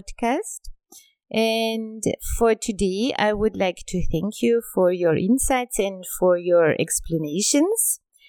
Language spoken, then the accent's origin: English; Austria; I'm Austrian and I grew up in Austria